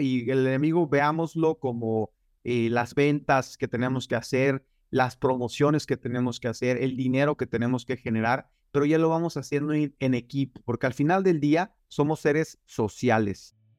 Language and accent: Spanish; Michoacán, Mexico; now in United States; yo soy de un pueblo muy pequeño en Michoacán, se llama, eh, bueno, Chaparaca